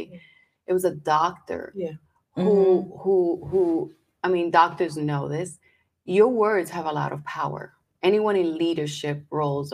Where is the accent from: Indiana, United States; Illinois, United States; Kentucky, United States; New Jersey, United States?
New Jersey, United States; we're from New Jersey.